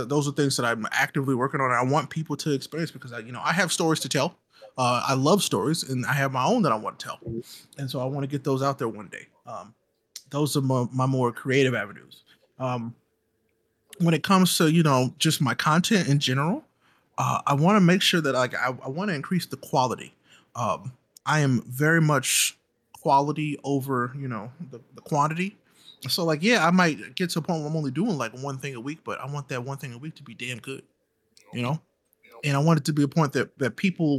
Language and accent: English; St. Louis, Missouri, United States; I grew up in the city of St. Louis